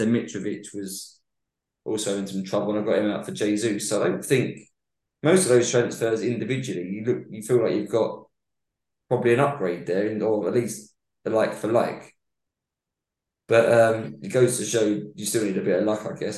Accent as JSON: {"language": "English", "region": "London", "country": "United Kingdom", "tie": "born or raised there", "said": "where I grew up was 300 odd miles away from Manchester"}